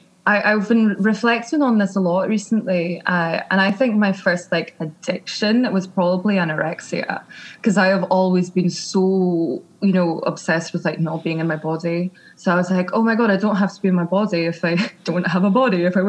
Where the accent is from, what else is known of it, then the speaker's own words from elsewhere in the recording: Scotland, United Kingdom; accent: Scottish; moved away as an adult; now in London, United Kingdom; I grew up in Scotland